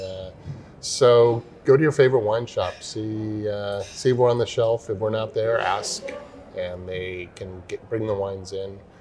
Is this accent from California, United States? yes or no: yes; California, United States; I grew up in Lake Tahoe, up in the mountains uh, mm-hmm. of California